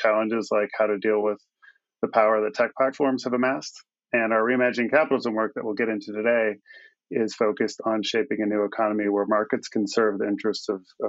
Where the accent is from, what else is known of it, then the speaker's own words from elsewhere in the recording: California, United States; We come from Silicon Valley, where Pierre came from.